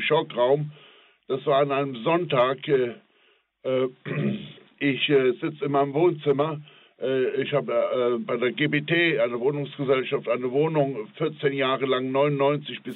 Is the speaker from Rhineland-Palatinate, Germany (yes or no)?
yes; Bitburg, Rhineland-Palatinate, Germany; moved away as an adult; now in Andernach, Germany; in meiner Geburtsstadt Bitburg.